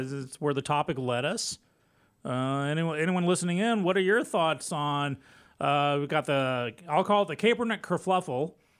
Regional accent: Texas, United States

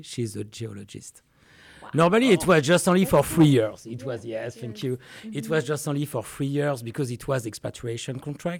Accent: France; English is a second language; moved away as an adult; also born or lived in Burgundy, France; now in Montgomery, United States; I come from France. I'm a French winemaker

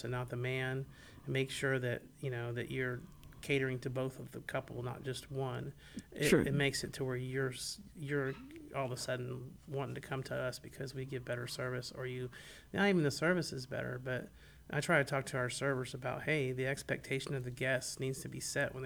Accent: Tallahassee, Florida, United States; also born or lived in Gainesville, Florida; I'm from Tallahassee

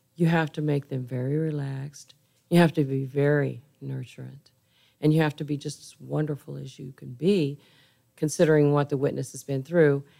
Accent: Kansas, United States; also born or lived in San Antonio, Texas; now in Houston, United States; I'm from Kansas

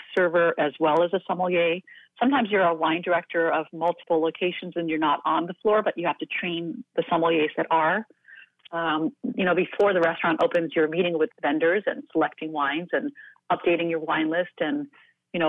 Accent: East Coast, United States; now in California, United States; I live in California. I was raised on the East Coast

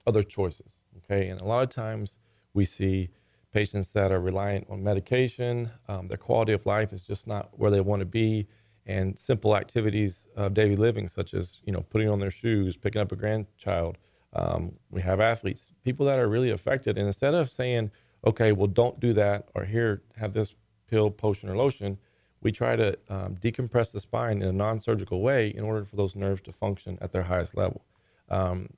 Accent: Texas, United States; This is my hometown, and it's just such a great environment for my family

